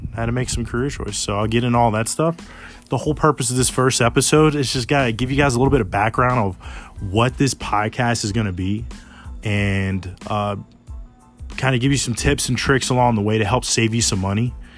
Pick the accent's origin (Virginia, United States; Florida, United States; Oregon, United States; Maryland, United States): Virginia, United States; Smithfield; I'm born and raised in Smithfield, Virginia.